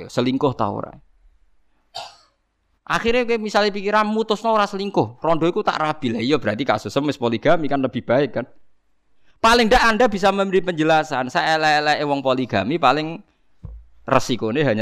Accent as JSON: {"language": "Indonesian", "region": "Java", "country": "Indonesia", "said": "meskipun kita sendiri sebagai orang Jawa tidak punya nyali farik misalnya"}